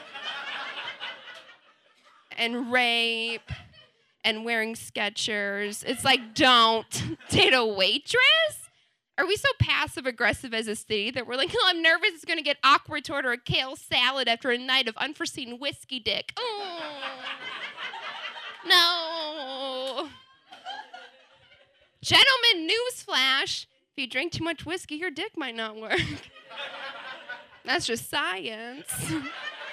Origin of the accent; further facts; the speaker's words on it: Wisconsin, United States; moved away as an adult; also born or lived in New Zealand; born and raised in Wisconsin from a very Catholic family